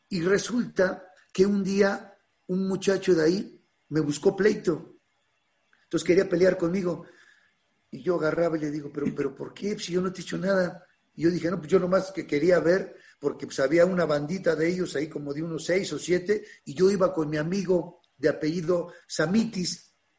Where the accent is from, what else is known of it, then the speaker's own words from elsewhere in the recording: Mexico City, Mexico; also born or lived in Ciudad Nezahualcóyotl, Mexico; yo viví en Ciudad Neza, mis papás en Iztapalapa, nací en las Granjas México y la secundaria la hice en Iztapalapa